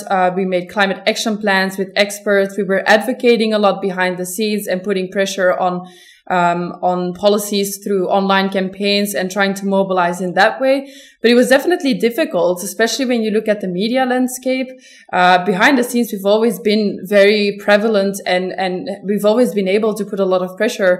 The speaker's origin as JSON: {"language": "English", "country": "Belgium", "said": "I am from Belgium."}